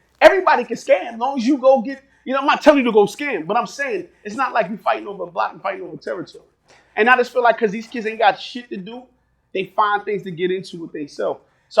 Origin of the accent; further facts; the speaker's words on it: Jamaica; You know, you Haitian, I'm Jamaican.